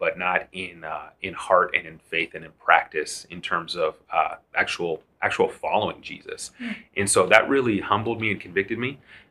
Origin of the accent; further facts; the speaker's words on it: Seattle, Washington, United States; moved away as an adult; also born or lived in Boston, Massachusetts; now in Memphis, United States; I grew up in Seattle, north of Seattle